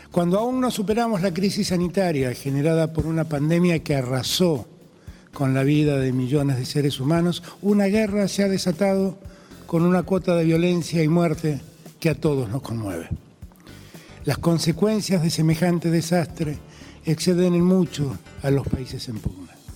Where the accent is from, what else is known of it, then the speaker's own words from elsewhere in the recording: Argentina; mi país